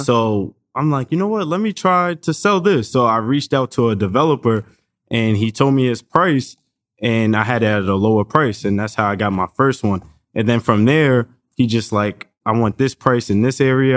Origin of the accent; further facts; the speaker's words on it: New York, United States; we come from New York